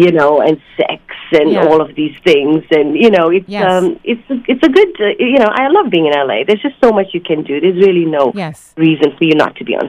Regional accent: South Africa; moved away; I was born in South Africa, of Indian descent.

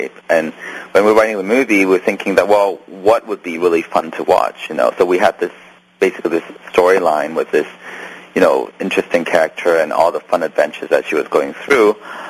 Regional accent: Canada; because I'm also Canadian, so, you know, we have...

